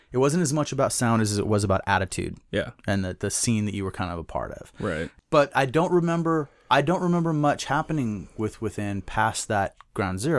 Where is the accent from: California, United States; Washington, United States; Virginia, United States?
Washington, United States; Eastern; also born or lived in Omak, Washington / Twisp, Washington / Snoqualmie, Washington; Grade school, I grew up in Eastern Washington.